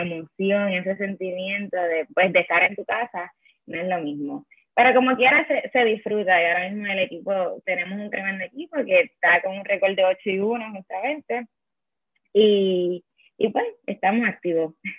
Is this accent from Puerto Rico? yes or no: yes; Yabucoa, Puerto Rico; also born or lived in Madrid, Spain; yo soy de Yabucoa, los azucareros de Yabucoa